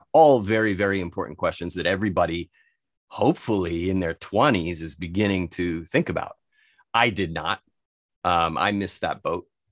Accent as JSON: {"language": "English", "country": "United States", "moved": "yes", "said": "I'm from the States originally"}